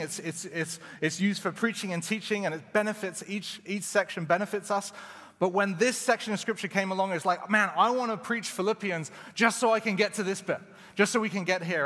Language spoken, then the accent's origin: English; England, United Kingdom; moved away as an adult; now in Canada; I was from England